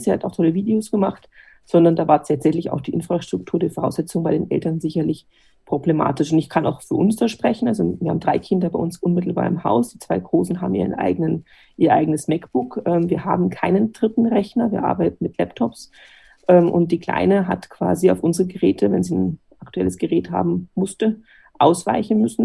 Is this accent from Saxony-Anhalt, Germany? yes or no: no; Bavaria, Germany; also born or lived in Bad Reichenhall; bei uns in Bayern